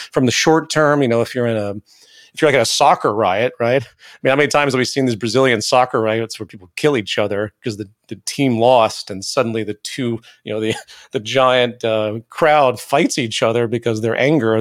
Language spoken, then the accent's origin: English; the American South, United States; I grew up in the South, the American South